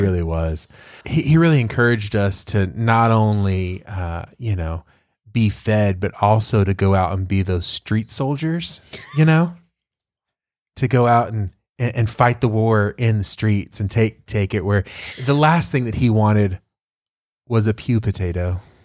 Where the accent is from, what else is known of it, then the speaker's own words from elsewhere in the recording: Tyler, Texas, United States; I grew up there